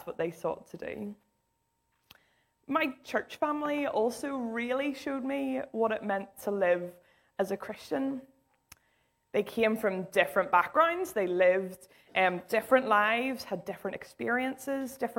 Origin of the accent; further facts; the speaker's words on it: Islandmagee, Northern Ireland, United Kingdom; I grew up in Isla Magee.